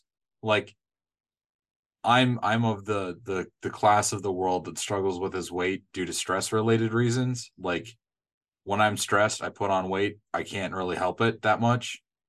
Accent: Midwest, United States; accent: Midwestern; that's a you are in my Midwestern accent, by the way.

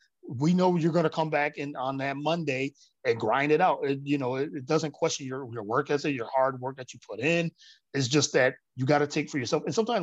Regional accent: Elmira, New York, United States; now in Philadelphia, United States; No, I'm actually from upstate New York.

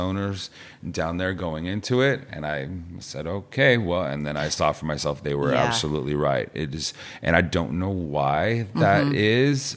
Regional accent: San Luis Obispo area, California, United States

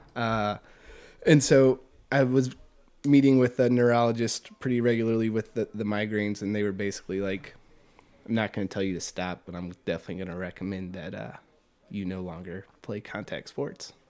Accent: Richmond, Virginia, United States; also born or lived in Farmville, Virginia; was born and raised in Richmond, Virginia. Never I've never lived outside of Richmond my entire life

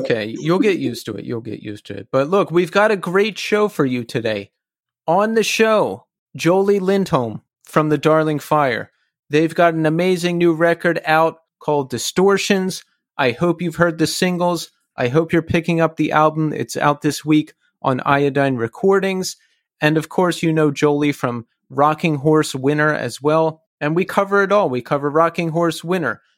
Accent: Philadelphia, Pennsylvania, United States; now in New York City, United States; I'm originally from the Philadelphia area

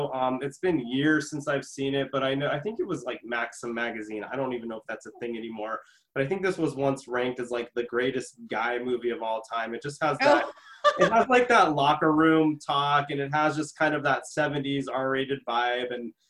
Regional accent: Los Angeles, California, United States; I grew up in the 80s. I grew up in Reseda. Daniel LaRusso, the star of The Karate Kid, went to Reseda High. … because I was from Reseda and went where Daniel LaRusso went

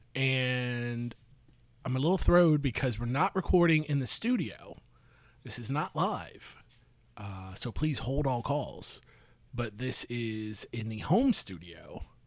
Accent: St. Petersburg, Florida, United States; moved away; I grew up in Saint Petersburg, like Tampa Bay

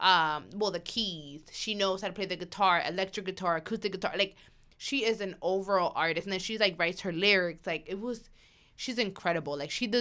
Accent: Bronx, New York, United States; growing up in the Bronx and, you know, hearing so much, like, so many bad things about the Bronx, knowing that it was my culture, my community, and where I grew up.

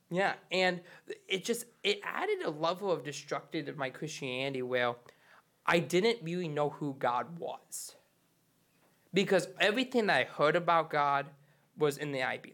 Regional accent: Charlevoix, Michigan, United States; I'm originally from Charlotte, Boy, Michigan

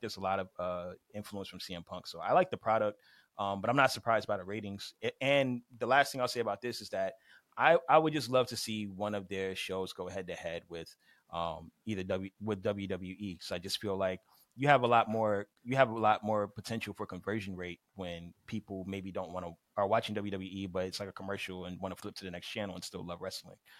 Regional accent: Miami, Florida, United States; I'm from Miami

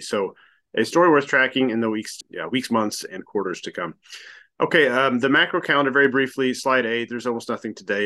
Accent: United States; me being American

